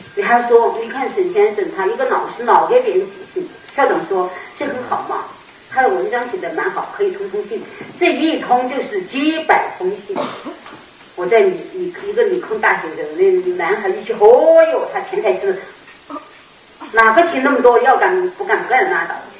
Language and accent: Chinese; Sichuan, China; 尽管他是我们老乡